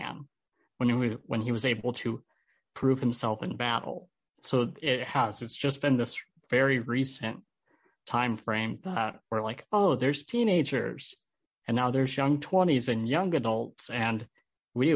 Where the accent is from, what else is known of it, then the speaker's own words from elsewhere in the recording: Holland, Michigan, United States; also born or lived in Albuquerque, New Mexico; I'm from Holland. I grew up here in Holland.